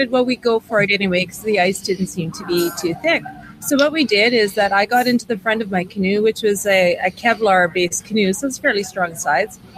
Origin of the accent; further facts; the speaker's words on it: Saskatchewan, Canada; I'm known as … I'm from Saskatchewan.